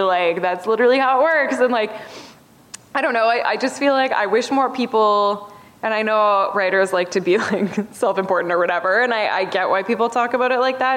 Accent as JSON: {"language": "English", "country": "Canada", "also_born_or_lived": "Toronto", "said": "I'm Canadian"}